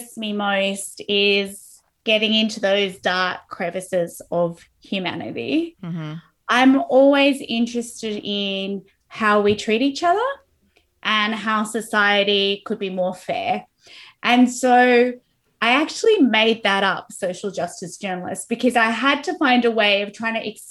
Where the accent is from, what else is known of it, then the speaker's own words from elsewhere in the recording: Australia; I'm Australian